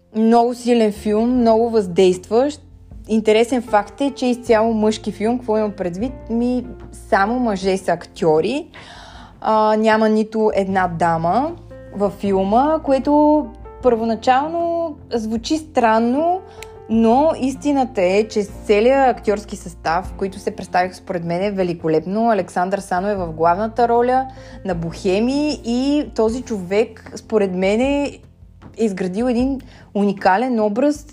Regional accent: Bulgaria; ние като българи

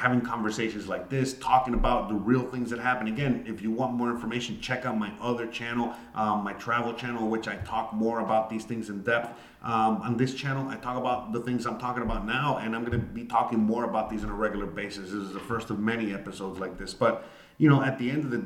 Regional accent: United States; moved away; I am an American, and I live abroad.

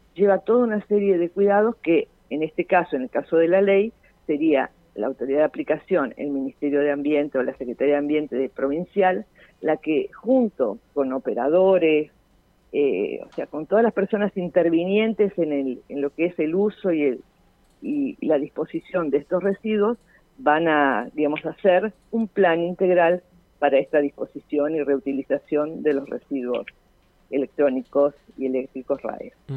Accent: Argentina; como argentinos

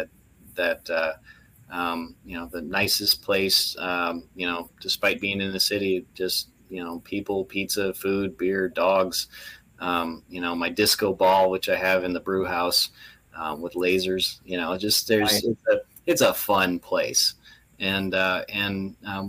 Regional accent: Canada; moved away; I'm originally Canadian

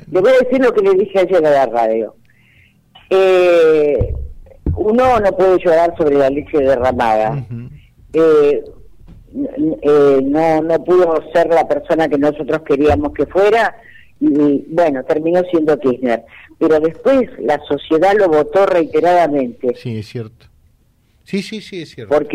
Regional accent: Argentina; Eh, yo por supuesto, como todo argentino, deseo que Alberto Fernández termine su mandato.

